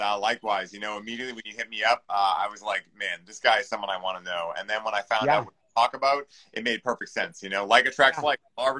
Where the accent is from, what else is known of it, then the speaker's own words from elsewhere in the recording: Weymouth, Massachusetts, United States; Weymouth, Massachusetts. So